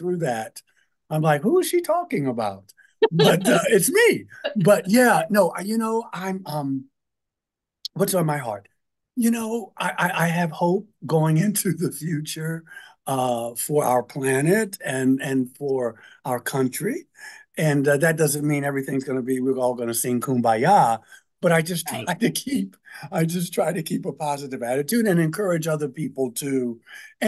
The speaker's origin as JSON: {"language": "English", "town": "Baltimore", "region": "Maryland", "country": "United States", "tie": "born or raised there", "said": "growing up in Baltimore"}